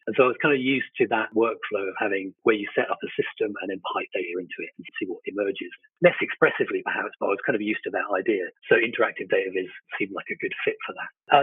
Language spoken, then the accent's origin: English; East Sussex, South East England, United Kingdom; also born or lived in London; I'm based in kind of London and East Sussex, which is kind of uh, about an hour south of London